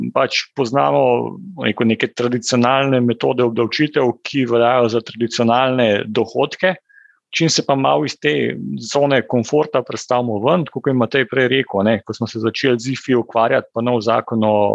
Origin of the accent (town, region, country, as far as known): Slovenia